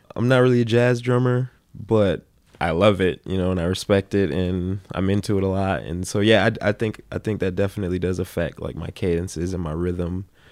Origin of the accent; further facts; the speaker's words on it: Minneapolis, Minnesota, United States; growing up in South Minneapolis